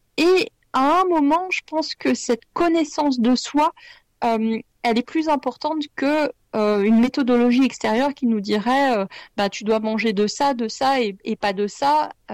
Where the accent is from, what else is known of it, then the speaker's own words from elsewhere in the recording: Lyon, Auvergne-Rhône-Alpes, France; je suis lyonnaise